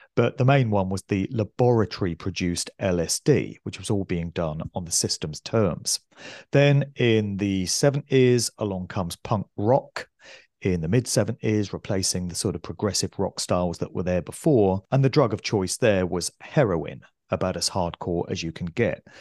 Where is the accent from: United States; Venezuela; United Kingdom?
United Kingdom; West Oxfordshire, South East England; where I grew up in West Oxfordshire